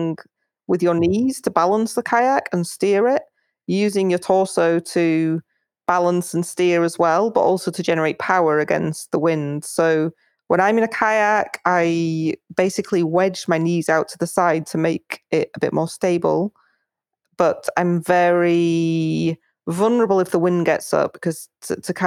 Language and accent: English; United Kingdom; also born or lived in Spain; I'm actually British, even though I spend a lot of time in Spain